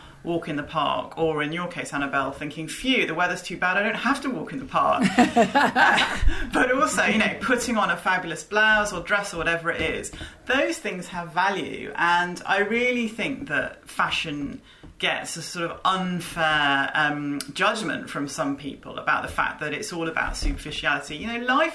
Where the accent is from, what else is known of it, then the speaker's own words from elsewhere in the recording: United Kingdom; being British